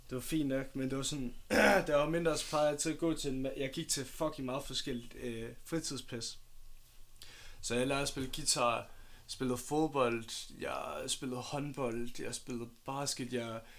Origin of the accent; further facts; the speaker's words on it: Odense, Southern Denmark, Denmark; born there; Jeg, øh, jeg er født i Odense.